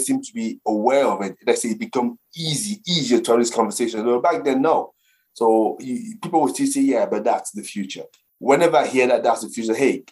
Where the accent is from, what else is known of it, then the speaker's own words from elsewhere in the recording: Cameroon; now in Brentwood, United Kingdom; I grew up in the African continent, specifically in Cameroon